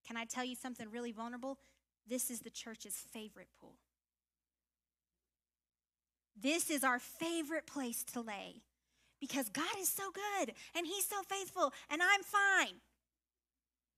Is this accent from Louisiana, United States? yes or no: yes; Louisiana, United States; I'm from Louisiana, y'all, so I think about swamps. I'm not that kind of Louisiana girl, but I am a Louisiana girl.